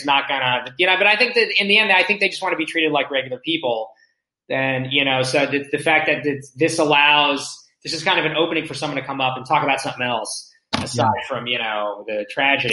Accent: Houston, Texas, United States; moved away as an adult; also born or lived in Nahariya, Israel / Boston / Binghamton, New York / Los Angeles; now in Israel; I grew up in Houston. Those were like the formative years

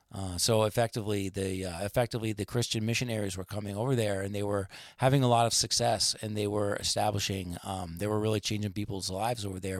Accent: United States; as an American

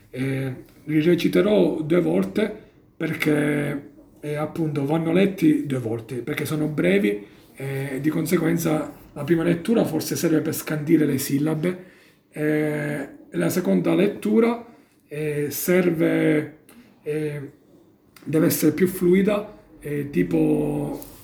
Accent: Casteltermini, Sicily, Italy; now in Turin, Italy; Io sono della provincia di Agrigento, Casteltermini.

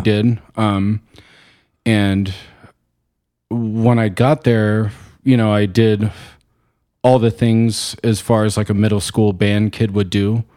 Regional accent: Chino Valley, Arizona, United States; also born or lived in Glendale, Arizona; I grew up in Chino Valley, small town

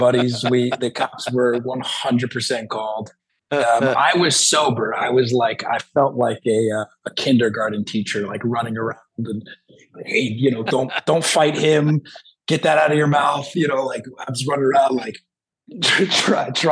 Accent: New Jersey, United States; I'm from South Jersey

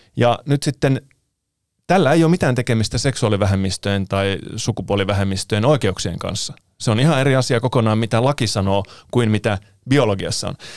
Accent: Finland; also born or lived in Italy / Anttola / Mikkeli / Kuopio; mä oon syntynyt Italiassa, mutta muuttanut sitten Suomeen alle vuoden ikäisenä ja asunut täällä aina

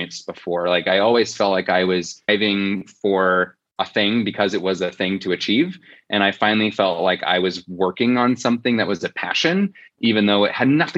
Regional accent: Fort Wayne, Indiana, United States; I was born and raised in Fort Wayne, Indiana.

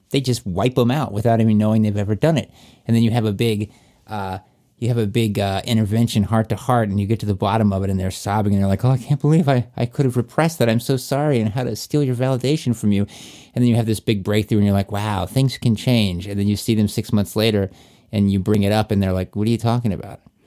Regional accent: Virginia, United States; that's in my home state there.

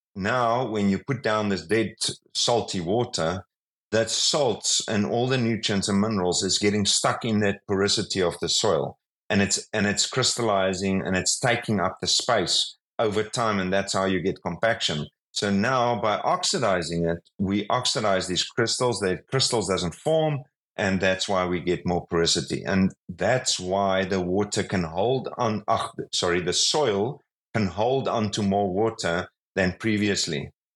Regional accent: South Africa; I'm from South Africa

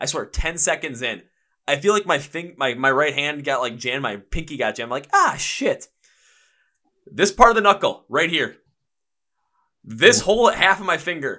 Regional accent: Milwaukee, Wisconsin, United States; the fact that I was from Milwaukee. So they just called me ….

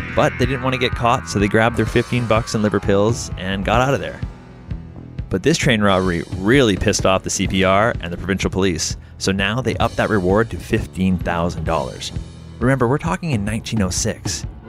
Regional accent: Mission, British Columbia, Canada; where I'm from Mission, British Columbia. It's right where I grew up

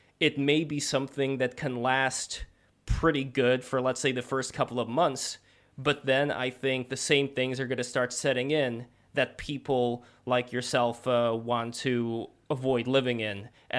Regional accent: Saint Petersburg, Russia; English is a second language; I'm originally from Russia, from St. Petersburg.

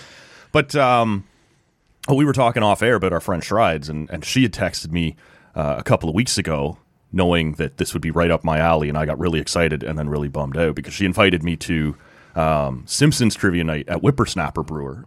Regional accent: near Toronto, Ontario, Canada; now in Ottawa, Canada; I grew up down near Toronto

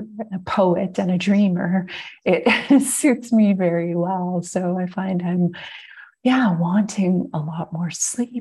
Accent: Montreal, Quebec, Canada; also born or lived in British Columbia; now in Ontario, Canada; I grew up in Montreal, so it's kind of like a big full circle move.

